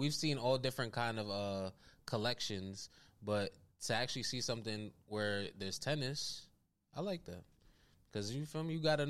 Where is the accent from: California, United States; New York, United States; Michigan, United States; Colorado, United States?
New York, United States; New York City; I love the Bronx. I'm from the Bronx.